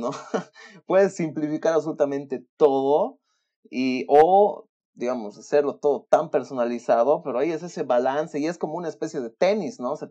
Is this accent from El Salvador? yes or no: no; Bolivia; moved away; sí, me he venido de Bolivia el 2019, etcétera, etcétera.